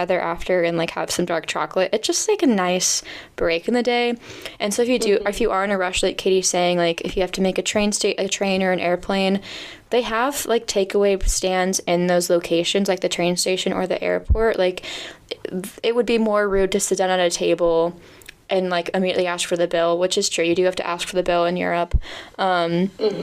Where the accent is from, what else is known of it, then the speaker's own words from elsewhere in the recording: United States; as an American